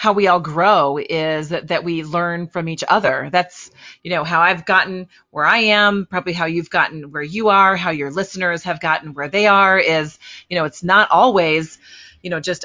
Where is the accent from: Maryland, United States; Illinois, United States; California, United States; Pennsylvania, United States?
Illinois, United States; Litchfield; also born or lived in Chicago area, Illinois; now in St. Louis, United States; I grew up in Illinois, a small town in Litchfield, Illinois.